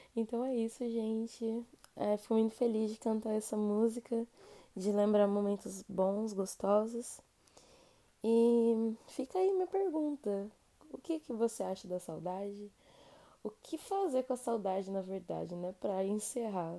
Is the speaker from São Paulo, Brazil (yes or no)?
yes; São Paulo, Brazil; Como a gente é de São Paulo